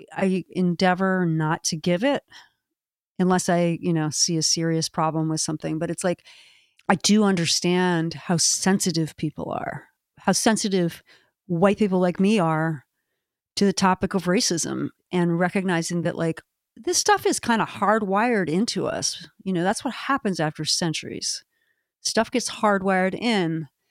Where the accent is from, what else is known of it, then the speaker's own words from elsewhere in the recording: Maryland, United States; my home state